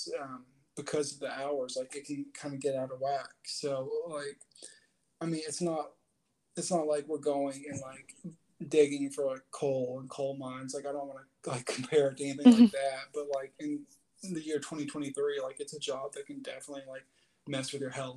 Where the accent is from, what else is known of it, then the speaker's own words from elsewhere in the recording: Chattanooga, Tennessee, United States; born and raised in Chattanooga, Tennessee